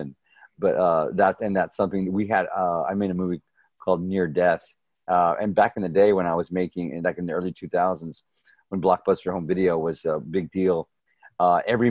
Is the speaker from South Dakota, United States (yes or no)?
no; near San Antonio, Texas, United States; I grew up in San Antonio, near San Antonio, Texas, in a small town called Holotus, Texas. It was about 25 minutes northwest of San Antonio